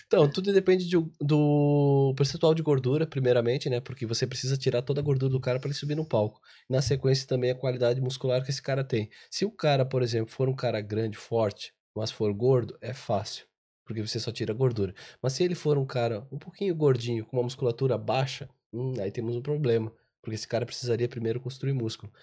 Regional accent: Santa Catarina, Brazil; Eu sou de Santa Catarina

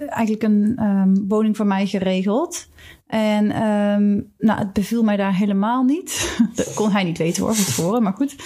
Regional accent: Netherlands; moved away as an adult; also born or lived in Switzerland; als Nederlander

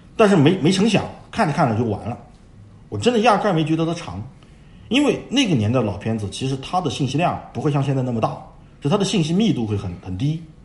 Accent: China; 我们中国人

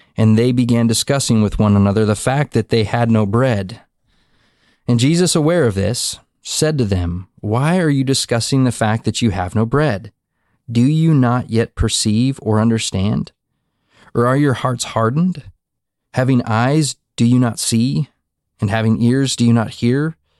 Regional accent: Montana, United States; now in Texas, United States; back to Montana. Mm uh, back to my hometown where I was born and raised

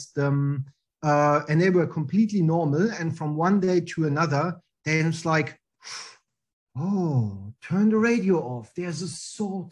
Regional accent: East Germany, Germany; English is a second language; moved away as an adult; now in Australia; I really like growing up in Germany, in East Germany, because the wall was still there

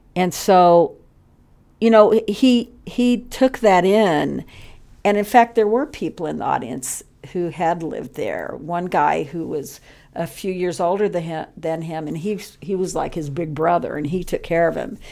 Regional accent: Texas, United States; growing up in Texas

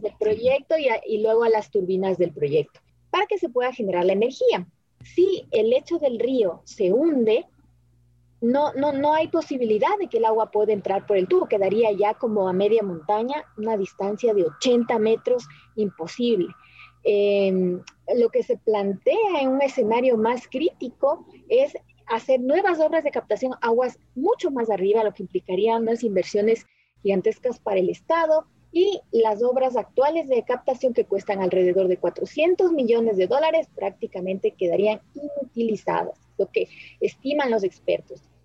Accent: Ecuador; somos los ecuatorianos

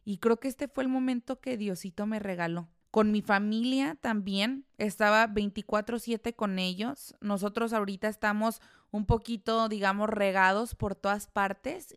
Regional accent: La Piedad, Michoacán, Mexico; moved away; en La Piedad, eh, que es de donde yo soy, en mi casa

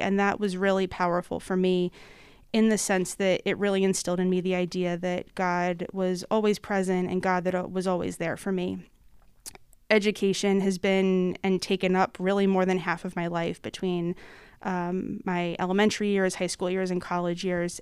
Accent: North Wales, Pennsylvania, United States; I am originally from, uh, the Montgomery County area, growing up in North Wales in, uh, Mary Mother the Redeemer Parish

